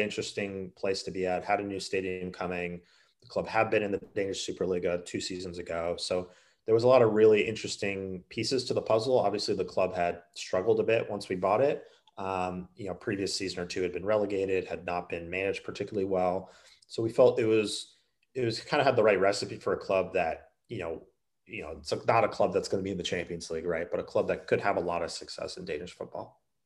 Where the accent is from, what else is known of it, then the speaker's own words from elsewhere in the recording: United States; I played the sport growing up in the States